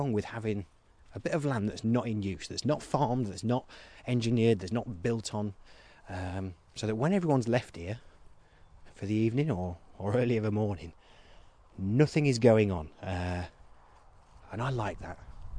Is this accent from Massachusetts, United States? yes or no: yes; Boston, Massachusetts, United States; born there; This isn't like when you revealed that I was born in Boston, that kind of thing.